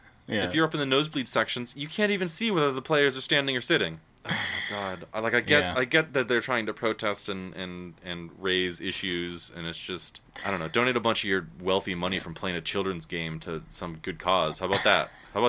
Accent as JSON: {"language": "English", "country": "United States", "tie": "born or raised there", "said": "I was raised in America."}